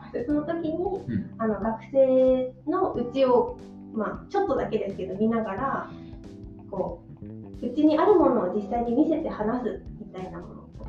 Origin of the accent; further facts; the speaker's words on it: Yamagata, Japan; also born or lived in Australia; now in Sendai, Japan; 出身は山形県です